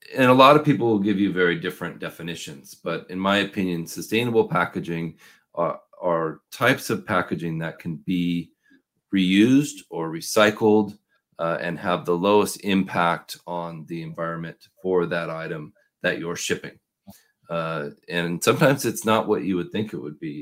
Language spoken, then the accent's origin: English; Portland, Oregon, United States; I'm from Portland, Oregon